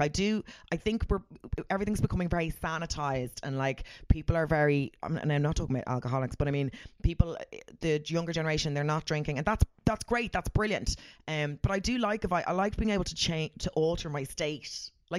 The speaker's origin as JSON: {"language": "English", "country": "Ireland", "said": "I'm very Irish."}